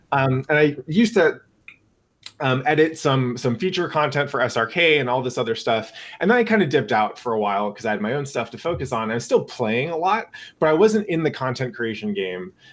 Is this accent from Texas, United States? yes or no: no; Northern California, United States; I grew up in NorCal